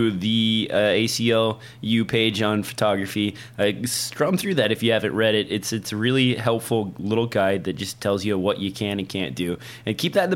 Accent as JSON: {"language": "English", "region": "Nebraska", "country": "United States", "tie": "born or raised there", "said": "In my home state in Nebraska"}